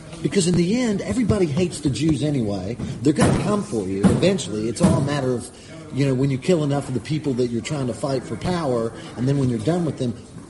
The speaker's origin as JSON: {"language": "English", "country": "United States", "said": "I'm an American."}